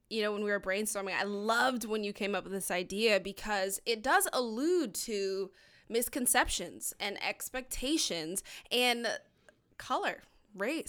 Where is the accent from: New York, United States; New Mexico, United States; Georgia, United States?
Georgia, United States; we're both from Georgia